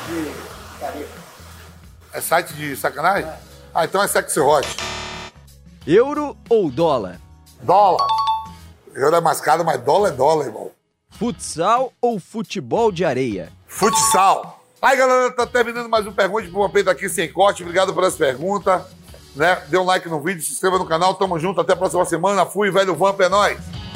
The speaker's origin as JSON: {"language": "Portuguese", "region": "Bahia", "country": "Brazil", "said": "eu sou baiano"}